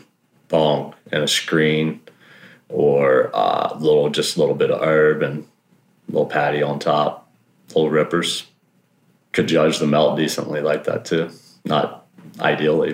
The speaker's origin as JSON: {"language": "English", "region": "South Mississippi", "country": "United States", "tie": "born or raised there", "also_born_or_lived": "California", "moved": "yes", "lives_now": "Santa Rosa, United States", "said": "I grew up in South Mississippi, which was crazy, crazy place to grow up"}